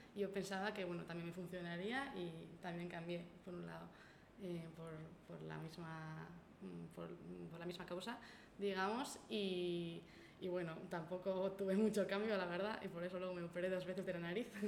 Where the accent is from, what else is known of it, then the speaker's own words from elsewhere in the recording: Elgoibar, Basque Country, Spain; del Goibar de mi pueblo